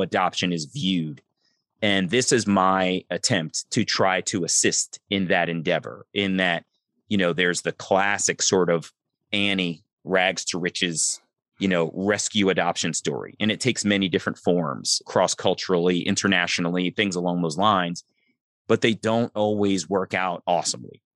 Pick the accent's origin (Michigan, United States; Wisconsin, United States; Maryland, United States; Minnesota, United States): Maryland, United States; Columbia; also born or lived in Baltimore, Maryland; I grew up in Columbia, Maryland